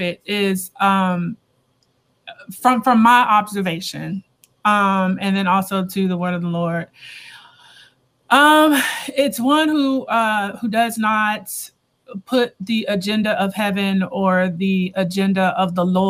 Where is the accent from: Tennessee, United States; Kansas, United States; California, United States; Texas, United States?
Texas, United States; Houston; moved away as an adult; also born or lived in Atlanta, Georgia; I'm originally from Houston. But lived in Atlanta for the past 20 years and recently relocated back to Houston